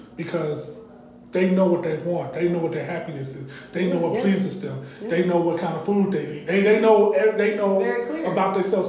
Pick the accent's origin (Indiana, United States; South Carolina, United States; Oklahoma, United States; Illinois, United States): Illinois, United States; Chicago; now in Atlanta, United States; I'm originally from Chicago.